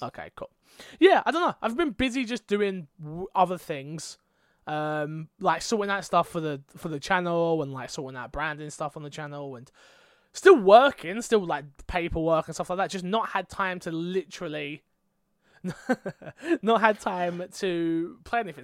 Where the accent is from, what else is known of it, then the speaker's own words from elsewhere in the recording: England, United Kingdom; I'm English.